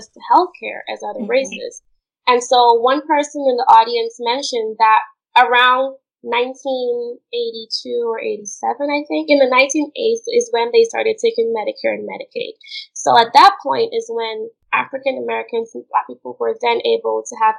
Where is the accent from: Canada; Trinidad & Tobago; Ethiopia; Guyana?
Guyana; Linden, Upper Demerara-Berbice; moved away; Where I'm from in Guyana, they call it the mining town of Linden